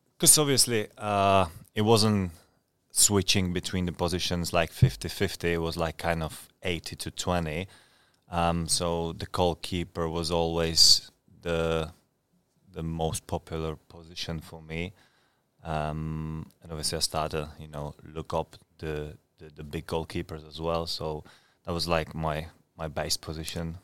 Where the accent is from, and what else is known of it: Brno, Czechia; born or raised there; English is a second language; moved away as an adult; also born or lived in Scotland; now in Ipswich, United Kingdom